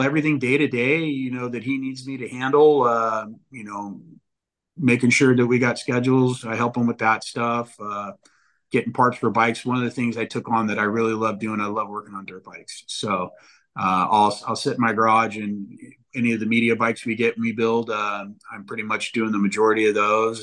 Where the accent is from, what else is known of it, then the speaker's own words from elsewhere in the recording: Northern California, United States; moved away as an adult; now in Southern California, United States; I grew up in Northern California, going to Hangtown, going to San Francisco Supercross